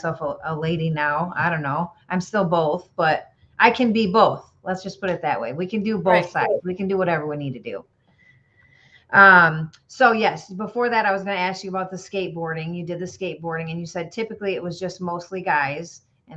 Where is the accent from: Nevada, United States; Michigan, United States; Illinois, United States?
Illinois, United States; Somonauk; I grew up in a small town, Sominock, Illinois